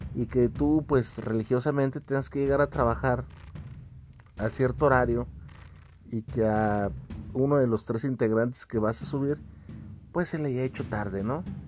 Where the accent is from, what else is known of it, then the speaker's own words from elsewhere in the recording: Mexico; aquí en mi país